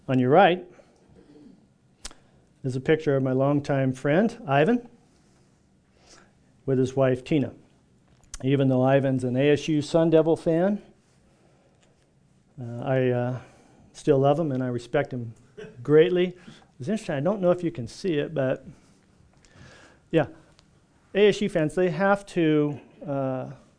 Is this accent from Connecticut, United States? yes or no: no; California, United States